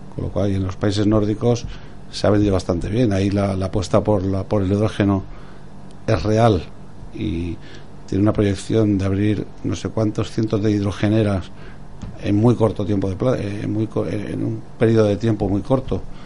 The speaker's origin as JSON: {"language": "Spanish", "country": "Spain", "said": "como español"}